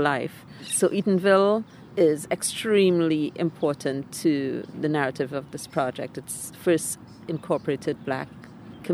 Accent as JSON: {"language": "English", "country": "Trinidad & Tobago", "tie": "born or raised there", "moved": "yes", "lives_now": "Florida, United States", "said": "the place I grew up in Trinidad, the Lavender Hills"}